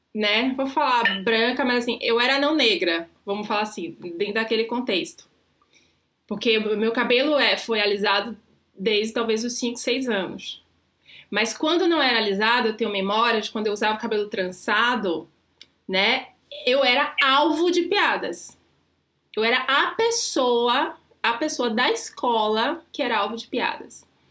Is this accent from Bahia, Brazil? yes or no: yes; Salvador, Bahia, Brazil; now in São Paulo, Brazil; sou, sou de Salvador